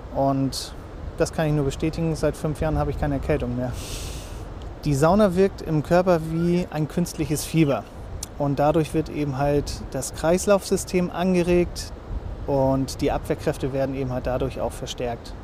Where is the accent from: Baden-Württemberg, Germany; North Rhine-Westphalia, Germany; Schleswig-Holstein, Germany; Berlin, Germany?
Schleswig-Holstein, Germany; Lübeck; moved away as an adult; now in Fehmarn, Germany; Ich bin gebürtiger Lübecker